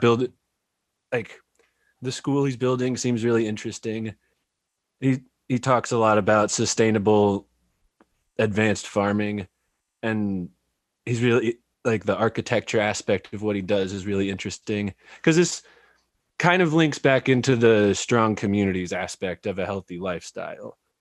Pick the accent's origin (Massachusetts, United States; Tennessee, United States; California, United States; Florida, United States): California, United States; moved away as an adult; also born or lived in San Jose; now in Eugene, United States; I grew up in California